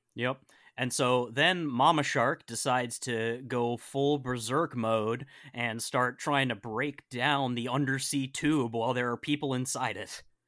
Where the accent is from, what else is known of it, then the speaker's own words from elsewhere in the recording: Western Massachusetts, United States; I grew up in Western Massachusetts